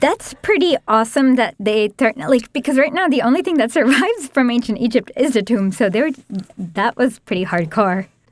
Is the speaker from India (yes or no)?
yes; India; As an Indian